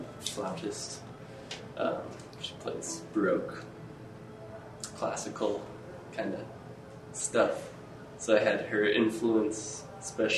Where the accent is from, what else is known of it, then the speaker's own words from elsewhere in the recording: southern central Vermont, United States; moved away as an adult; now in Durango, United States; I grew up kind of south of Relling, which is southern central Vermont